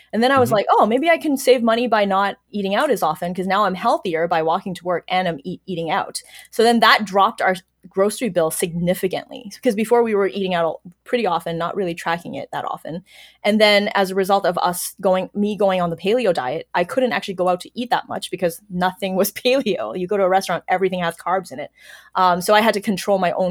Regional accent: China; moved away; also born or lived in Toronto / Waterloo; my background growing up in China

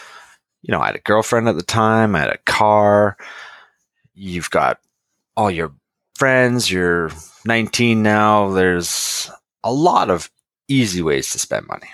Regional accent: Lower Mainland, British Columbia, Canada; I grew up in the Lower Mainland

